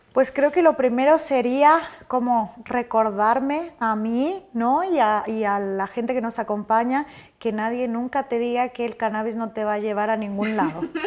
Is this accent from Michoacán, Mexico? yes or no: yes; Michoacán, Mexico; moved away; soy michoacana, de un país así, tipo, eh, un país, un estado súper productor de, marihuana